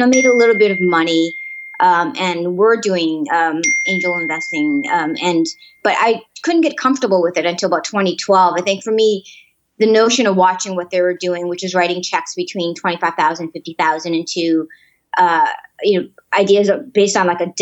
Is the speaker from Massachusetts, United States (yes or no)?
yes; Boston, Massachusetts, United States; born or raised there; also born or lived in Mozambique